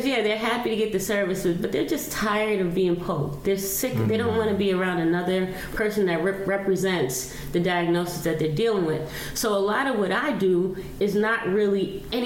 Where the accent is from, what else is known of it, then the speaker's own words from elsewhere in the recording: New York City, New York, United States; I'm from the South Bronx. I'm mm-hmm. born and raised in Patterson Projects.